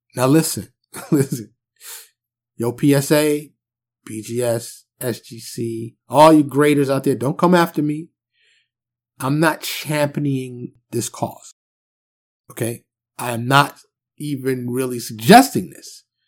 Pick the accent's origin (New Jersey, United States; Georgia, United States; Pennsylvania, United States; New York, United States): New York, United States; New York City; now in Dallas, United States; I'm from New York City